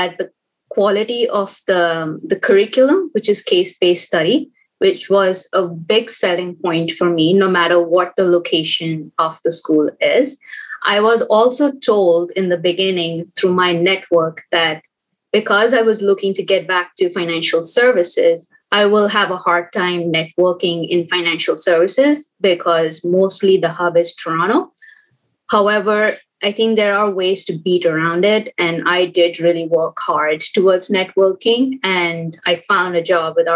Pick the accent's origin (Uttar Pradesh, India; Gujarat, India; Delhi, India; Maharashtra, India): Delhi, India; New Delhi; moved away as an adult; now in Canada; I was born and brought up in New Delhi. I've spent my entire life and career in Delhi